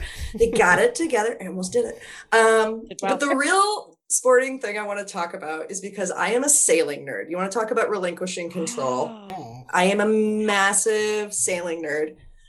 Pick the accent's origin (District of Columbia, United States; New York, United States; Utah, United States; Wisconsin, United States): Wisconsin, United States; now in Philadelphia, United States; I am a lesbian from Wisconsin